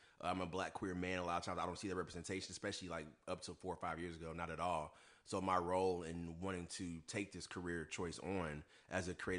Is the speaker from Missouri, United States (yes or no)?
yes; Ferguson, Missouri, United States; moved away as an adult; now in Chicago, United States; I'm originally from St. Louis, Missouri, specifically a small town by the name of Hashtag Ferguson. Born and raised.